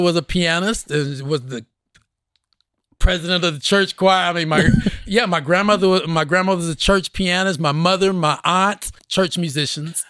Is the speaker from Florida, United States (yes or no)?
no; Oklahoma City, Oklahoma, United States; growing up in Oklahoma at that time